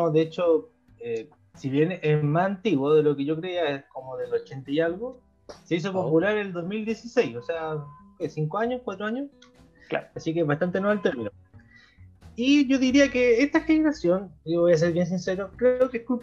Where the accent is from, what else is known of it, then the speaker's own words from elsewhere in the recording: Chile; En español, por favor, en español, yo soy chileno.